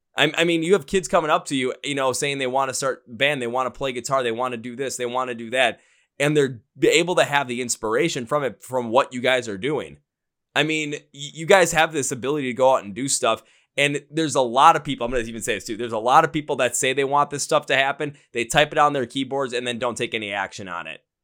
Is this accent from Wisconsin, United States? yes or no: yes; Milwaukee, Wisconsin, United States; I'm from Milwaukee, Wisconsin, about maybe an hour and a half north of Chicago